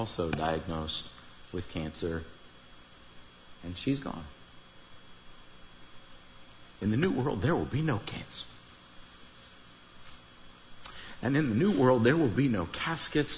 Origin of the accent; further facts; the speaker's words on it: Iowa, United States; I grew up in Iowa, out in the country. I'm a country kid, rural